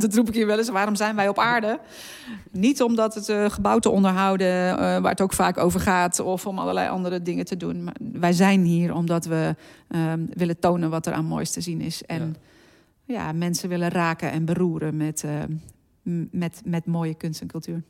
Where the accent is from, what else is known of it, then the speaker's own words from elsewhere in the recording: Zeeland, Netherlands; ik ben geboren in Zeeland en daar opgegroeid